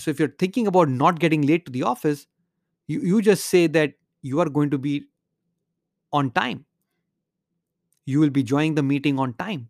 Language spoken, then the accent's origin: English; India; moved away as an adult; now in United States; when I was growing up in India